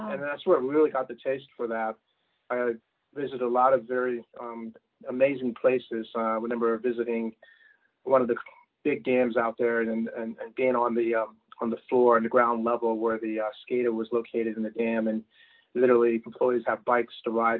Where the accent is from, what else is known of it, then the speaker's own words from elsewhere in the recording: Washington, District of Columbia, United States; growing up in the Washington, D.C. area